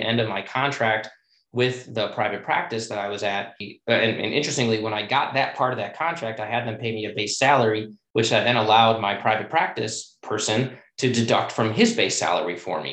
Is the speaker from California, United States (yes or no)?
no; Chicago, Illinois, United States; moved away as an adult; also born or lived in Washington, D.C.; I was born and raised in Chicago